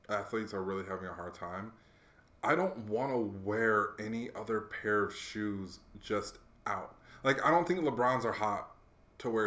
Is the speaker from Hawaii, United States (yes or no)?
yes; Hawaii, United States; I grew up in Hawaii, so it's a little different.